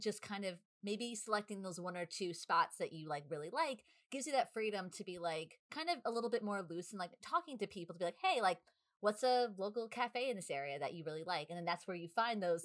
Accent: New York, United States; we're from New York

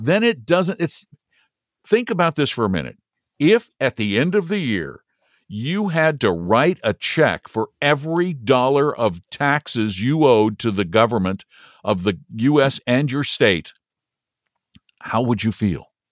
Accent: United States; I'm embarrassed to say I'm an American

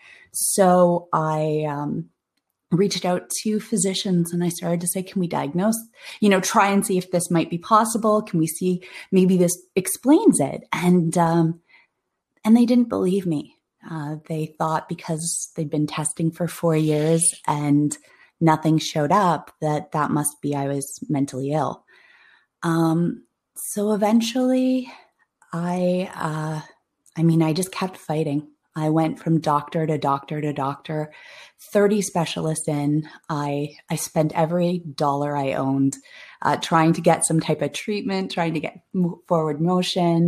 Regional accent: Toronto, Ontario, Canada; I'm from Toronto, Ontario

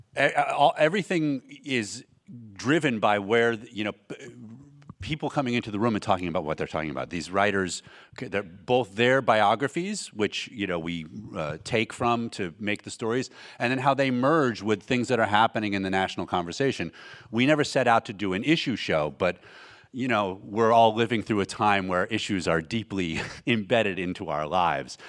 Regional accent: San Diego, California, United States; also born or lived in Oregon; we grew up in San Diego, Oregon via San Diego

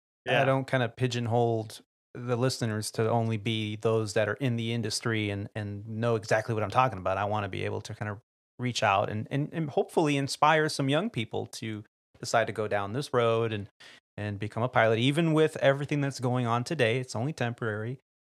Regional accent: California, United States; being that I grew up in the Bay Area and got to hear stories from aviators that did fly in there.

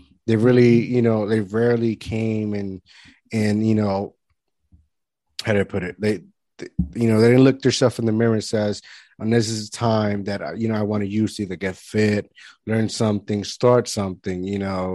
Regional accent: Puerto Rico; now in New Jersey, United States; I grew up in Puerto Rico

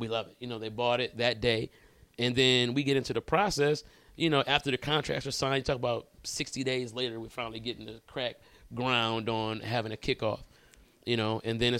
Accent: Detroit, Michigan, United States; moved away as an adult; now in Los Angeles, United States; Born and raised in Detroit. I live in LA now though.

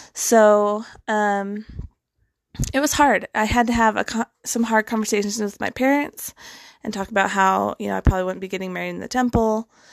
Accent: Western United States, United States; I grew up kind of in the Western side of the United States

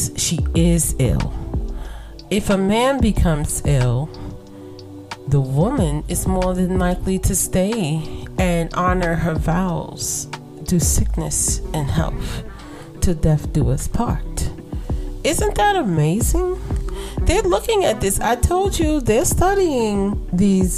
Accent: New York City, New York, United States; I was raised in Brooklyn in the projects

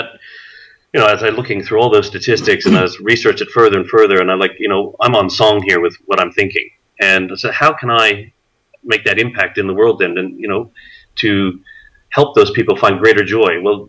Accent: Canada; born there; moved away; also born or lived in Australia / New Guinea; My folks actually, as I'm Canadian born, moved to Australia in 81, and I moved with them. But long story short, flipped back and forth between Australia, Canada, New Guinea.

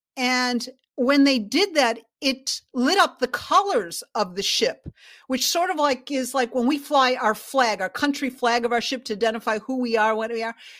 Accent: Chicago, Illinois, United States; I was born in Chicago

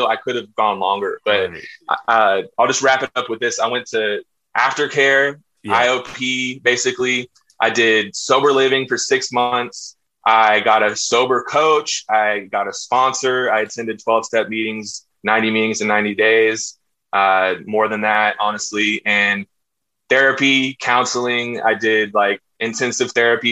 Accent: Austin, Texas, United States; I'm from Austin, Texas, very liberal place, very different, grew up in a hippie family.

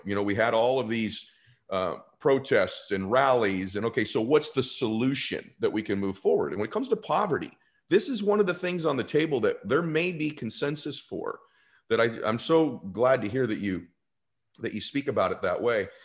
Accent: California, United States; I grew up in California

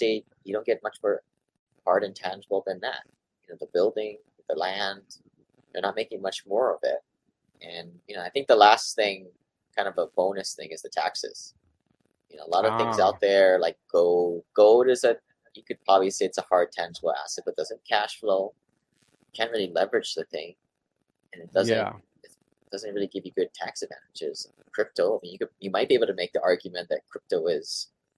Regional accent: Hawaii, United States; also born or lived in Seattle; raised here in Hawaii

